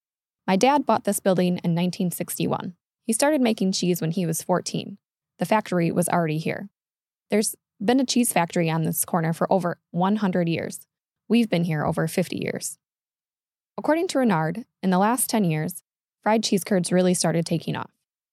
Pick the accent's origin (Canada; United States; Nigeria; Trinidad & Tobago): United States; Wisconsin; Born and raised in Wisconsin, I've eaten a fair amount of fried cheese in my 27 years.